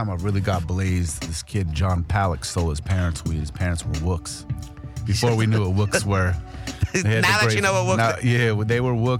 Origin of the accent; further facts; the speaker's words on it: East Coast, United States; I grew up on the East Coast.